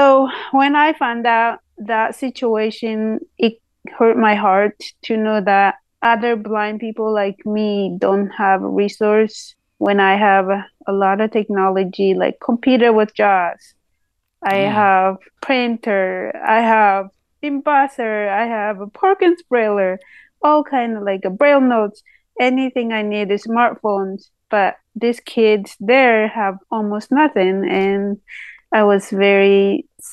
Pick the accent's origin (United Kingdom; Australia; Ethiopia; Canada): Ethiopia; Wolaita Sodo, South Ethiopia Regional State; now in United States; I grew up in Ethiopia, Wolaita Sodo, and the school I will be implementing technology program is the school I went when I was child.